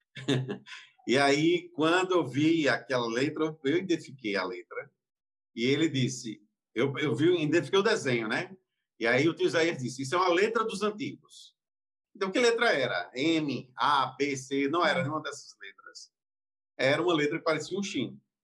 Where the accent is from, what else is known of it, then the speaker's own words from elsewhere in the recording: Campina Grande, Paraíba, Brazil; eu nasci em Campina Grande, vim em Campina Grande, e lá não tinha judeu